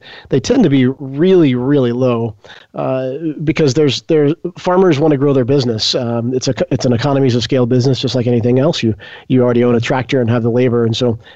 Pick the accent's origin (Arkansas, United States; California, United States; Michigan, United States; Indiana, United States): Arkansas, United States; also born or lived in San Francisco; I grew up here in Arkansas. I spent my childhood in a farming family